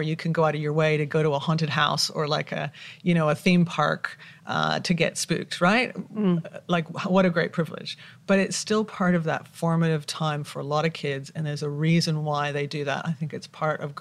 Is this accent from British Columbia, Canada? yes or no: yes; Victoria, British Columbia, Canada; moved away as an adult; also born or lived in Australia; now in Vancouver, Canada; I grew up in Victoria, BC, which is on the west coast of Canada